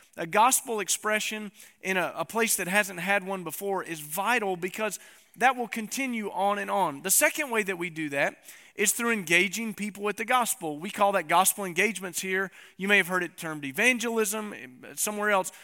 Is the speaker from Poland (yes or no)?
no; East Tennessee, United States; I'm from East Tennessee